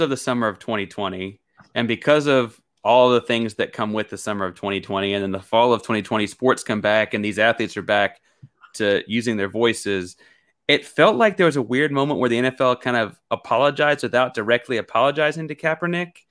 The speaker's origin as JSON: {"language": "English", "town": "Houston", "region": "Texas", "country": "United States", "tie": "born or raised there", "also_born_or_lived": "Beaumont, Texas", "said": "I was born in Houston and spent, like, the first six or eight months of my life living in Beaumont"}